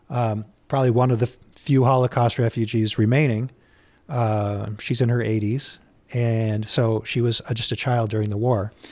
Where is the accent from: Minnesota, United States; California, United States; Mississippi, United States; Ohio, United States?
Minnesota, United States; St. Louis Park; I grew up in Saint Louis Park